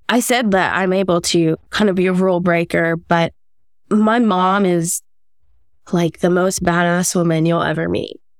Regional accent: Los Angeles, California, United States; moved away as an adult; also born or lived in Bay Area, California; now in San Francisco Bay Area, United States; I was born in Southern California, um, in Los Angeles County, as were my parents

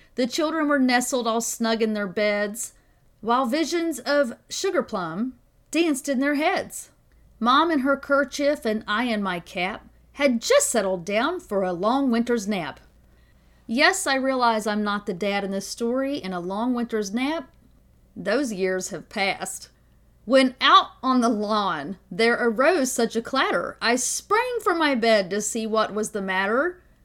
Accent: the South, United States; I'm from the South

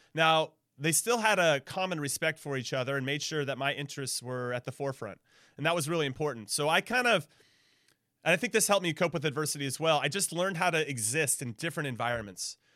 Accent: Southern California, United States; I, I grew up in Southern California

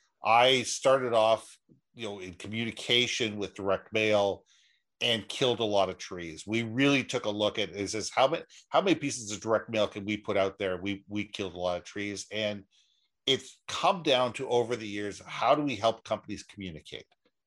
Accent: Minneapolis, Minnesota, United States; also born or lived in Los Angeles / New York / Toronto / Israel; now in Vancouver, Canada; I was originally from Minneapolis. I've lived everywhere. I've lived in LA. I've lived in New York, Toronto. I've lived in overseas in Israel for 3 years. But Vancouver has really been home for me since 1974.

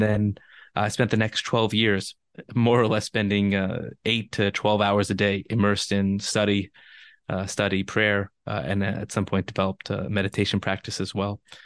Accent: Los Angeles, California, United States; I'm born and raised in Los Angeles, and being from L

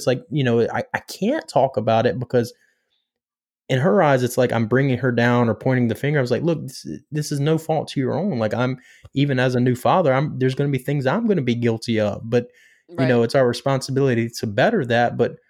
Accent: Pinetops, North Carolina, United States; Well, I'm from Pine Tops, North Carolina.

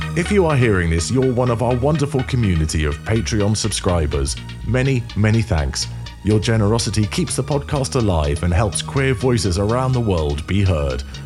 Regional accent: London, United Kingdom; you do a North London accent, which is where I'm from

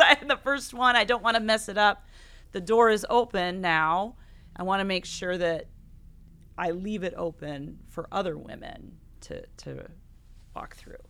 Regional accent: Buchanan County, Iowa, United States; now in Coralville, United States; I grew up on a hog farm outside of, or in Buchanan County

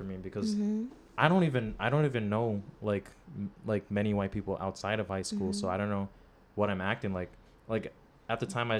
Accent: Wakefield, New York, United States; also born or lived in New Rochelle, New York / Jamaica; I grew up in Wakefield, which is, like, a predominantly, like, African-American community.

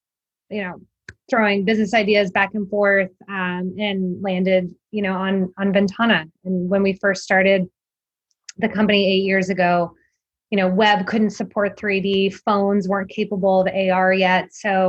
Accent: right outside DC, Virginia, United States; I grew up in Virginia, right outside DC.

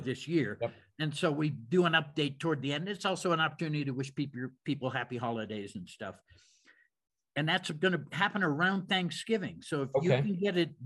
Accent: Pittsburgh, Pennsylvania, United States; I'm from Pittsburgh. So I'm from that neck of the woods.

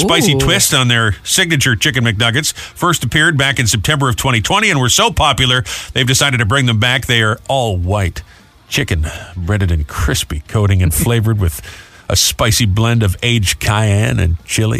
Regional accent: Rhode Island, United States; moved away; my home state, Rhode Island.

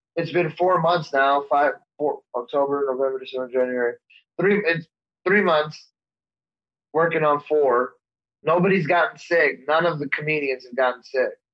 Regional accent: El Paso, Texas, United States; my hometown of El Paso, Texas

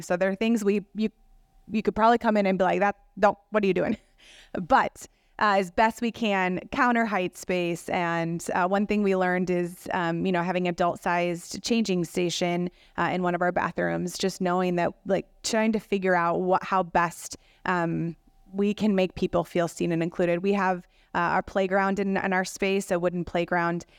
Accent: Rockford, Illinois, United States; now in Madison, United States; I grew up in, uh, Rockford, Illinois

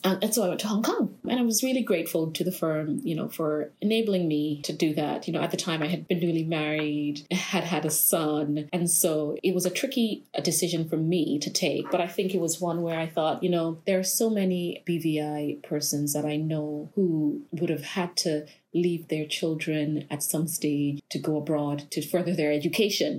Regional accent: Tortola, British Virgin Islands; I am from the British Virgin Islands here in Tortola, born and bred, primary school, secondary school, only left to go to college

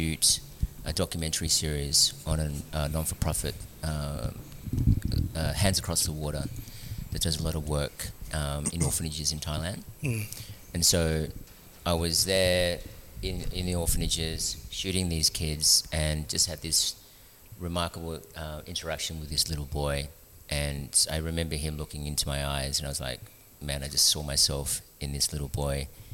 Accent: Melbourne, Victoria, Australia; moved away as an adult; also born or lived in Philippines / Sydney, Australia; now in Newcastle, Australia; I grew up in Melbourne, the arts and culture sort of capital of Australia.

